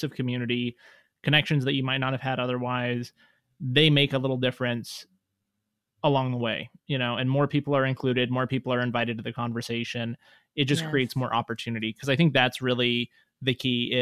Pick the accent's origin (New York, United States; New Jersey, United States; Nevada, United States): Nevada, United States; Reno; growing up here, I think like many people, I didn't like my hometown very much. And Reno also was a very different city